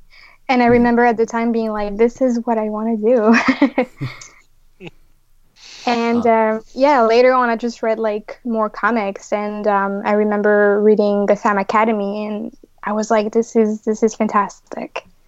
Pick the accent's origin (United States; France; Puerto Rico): France; moved away; I grew up in France